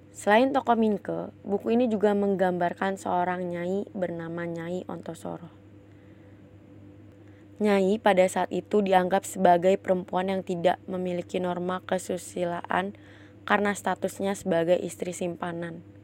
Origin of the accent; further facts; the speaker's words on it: Java, Indonesia; aku langsung keinget kampungku di Jawa